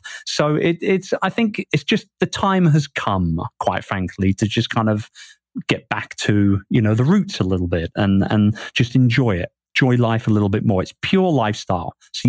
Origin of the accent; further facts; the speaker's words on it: England, United Kingdom; moved away; I miss everything about, you know, England and what it's meant to me as a Brit all my life. And I think that being away from the UK for as long as I have been away